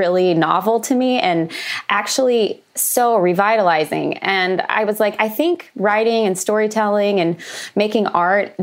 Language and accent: English; Oklahoma, United States; moved away as an adult; also born or lived in Los Angeles; I grew up in Oklahoma, which is a landlocked state